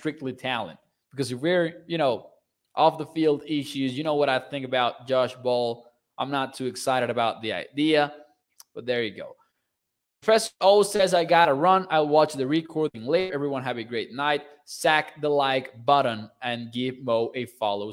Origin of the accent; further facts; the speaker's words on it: Mexico; I'm from Mexico